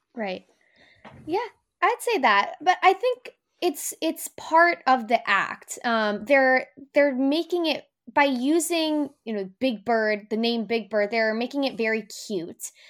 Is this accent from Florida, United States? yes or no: no; New Jersey, United States; I'm from New Jersey.